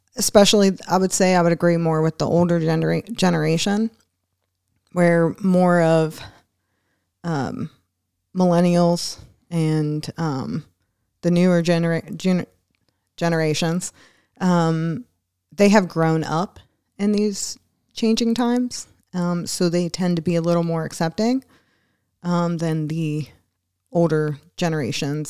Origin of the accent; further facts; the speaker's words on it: Philadelphia, Pennsylvania, United States; moved away; also born or lived in Newport, Kentucky; growing up in Philadelphia